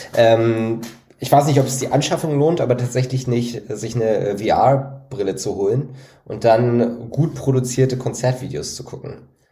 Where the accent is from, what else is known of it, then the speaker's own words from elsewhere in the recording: the East, eastern Germany, Germany; bei uns im Osten